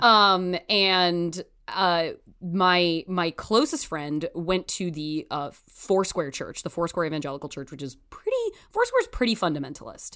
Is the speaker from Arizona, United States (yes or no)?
no; Canby, Oregon, United States; I'm from Canby, Oregon, which is about twenty miles south of Portland.